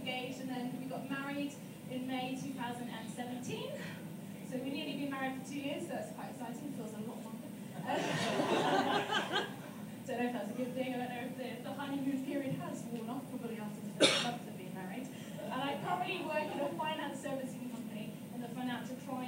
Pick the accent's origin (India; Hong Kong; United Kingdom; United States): United Kingdom; Chertsey, South East England; now in Wales, United Kingdom; I am from England, in a little town called Chertsey